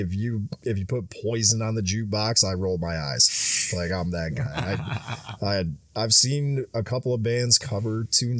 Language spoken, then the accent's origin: English; Michigan, United States; also born or lived in Louisiana; I'm like, no, I spent a few years in Louisiana and I kind of had to adopt the accent. I'm actually from Michigan.